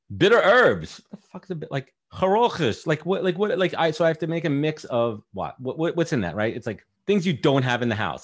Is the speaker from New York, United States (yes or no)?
yes; New York City, New York, United States; also born or lived in Long Island / Manhattan / Buffalo; born in Brooklyn, Sheepshead Bay